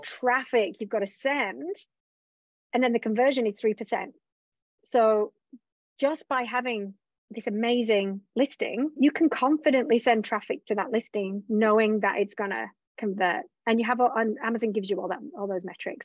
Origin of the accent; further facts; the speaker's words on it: England, United Kingdom; moved away; also born or lived in Australia; I was originally from England, lived in Australia